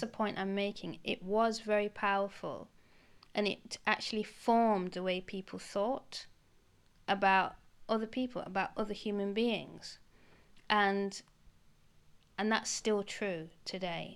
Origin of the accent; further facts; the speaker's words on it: United Kingdom; being British actually, being black British